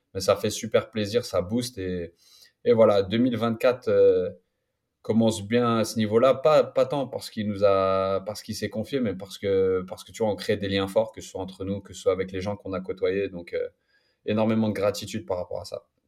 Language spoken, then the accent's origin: French; Paris, Île-de-France, France; now in Toronto, Canada; j'étais de Paris